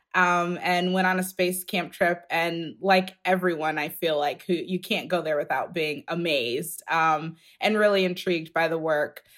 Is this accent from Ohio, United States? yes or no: yes; outside of the Cleveland area, Ohio, United States; I grew up outside of the Cleveland area.